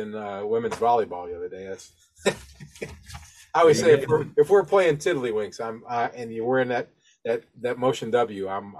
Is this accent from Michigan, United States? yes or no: no; Toledo, Ohio, United States; I grew up in Toledo